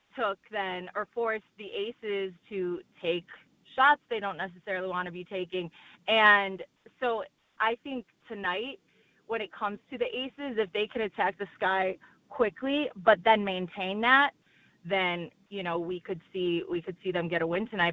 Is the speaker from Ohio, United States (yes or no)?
no; Chicago, Illinois, United States; I'm from Chicago